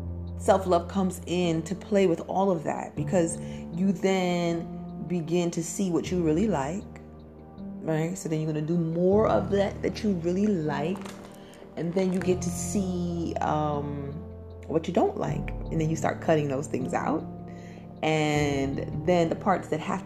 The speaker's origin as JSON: {"language": "English", "town": "New York City", "region": "New York", "country": "United States", "accent": "Brooklyn", "said": "I'm from Brooklyn, the thorough borough"}